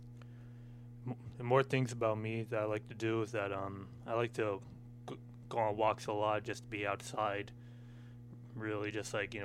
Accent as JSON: {"language": "English", "town": "Milton", "region": "Massachusetts", "country": "United States", "moved": "as an adult", "lives_now": "Springfield, United States", "said": "I'm from Milton, Massachusetts."}